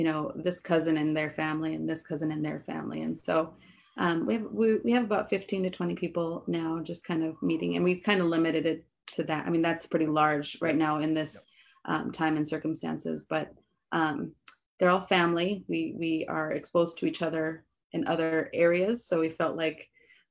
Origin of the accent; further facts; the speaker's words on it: Turtle Mountain Indian Reservation, North Dakota, United States; moved away as an adult; also born or lived in Kansas / Minneapolis, Minnesota; I grew up here on the Indian reservation, graduated high school and even went to the community college.